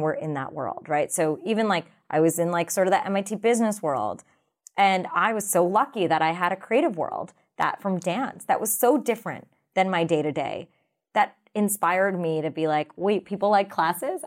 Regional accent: United States; I'm a South Asian American.

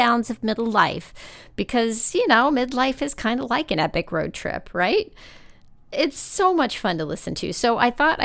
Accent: El Paso, Texas, United States; I grew up in West Texas, in the town of El Paso

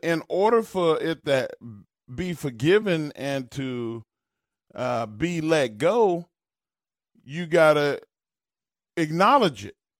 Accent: United States; as an American

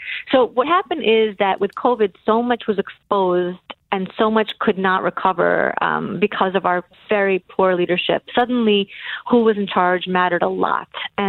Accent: New York City, New York, United States; moved away; also born or lived in Soviet Union / Washington, D.C. / Atlanta / Colorado; So I was born in the Soviet Union, and I moved to Brooklyn when I was a little under 2 years old.

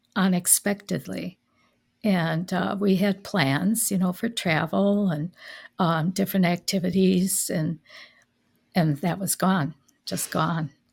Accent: Milwaukee, Wisconsin, United States; also born or lived in Fort Myers, Florida; I grew up in the Milwaukee area

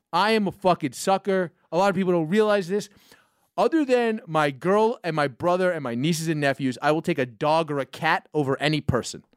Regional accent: New York, United States; as a New Yorker

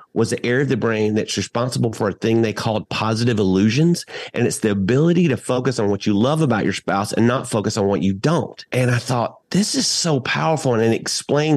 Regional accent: the South, United States; accent: Southern; My Southern accent

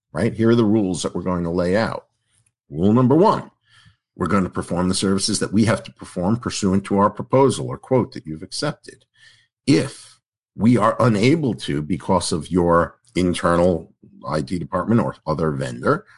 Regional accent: New York, United States; I'm from New York

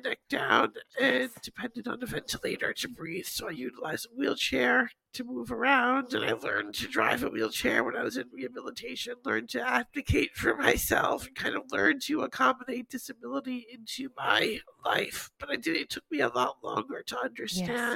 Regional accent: Long Island, New York, United States; I grew up here on Long Island in New York, a little bit east of New York City

